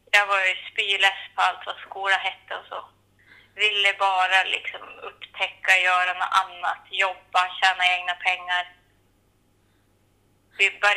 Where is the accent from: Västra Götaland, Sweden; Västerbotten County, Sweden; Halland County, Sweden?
Västerbotten County, Sweden; Saxnäs; moved away as an adult; also born or lived in Skellefteå / Bodø, Norway; Så jag är uppvuxen här, men jag kommer ju från Löbe, fyra kilometer söder om Klimpfjäll. Eh, så jag har ju gått hela min skoltid här i Saxnäs och så. Mm. Så det här, ja, det här är ju mitt hem.